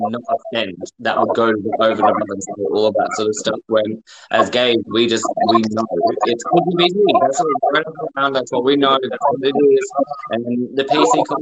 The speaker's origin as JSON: {"language": "English", "town": "Perth", "region": "Western Australia", "country": "Australia", "tie": "born or raised there", "moved": "yes", "lives_now": "United Kingdom", "said": "my childhood in Perth, Australia"}